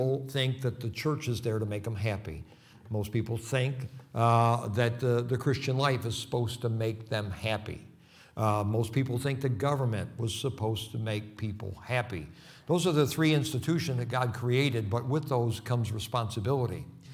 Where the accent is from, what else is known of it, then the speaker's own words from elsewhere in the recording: Rochester, New York, United States; I'm from Rochester, New York